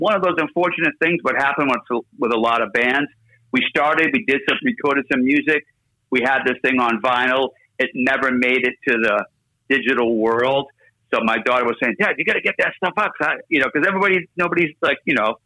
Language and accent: English; Cape Cod, Massachusetts, United States; I went to high school on Cape Cod.